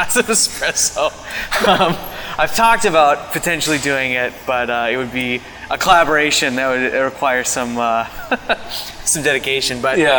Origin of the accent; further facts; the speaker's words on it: Minneapolis, Minnesota, United States; also born or lived in Madison, Wisconsin; I'm from Minneapolis originally, went to UW-Madison for school